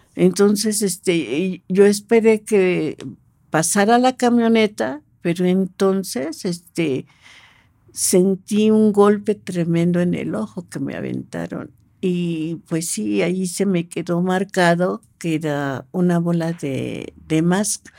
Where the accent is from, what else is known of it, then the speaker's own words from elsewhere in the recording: Mexico City, Mexico; yo nací aquí en, Ciudad de México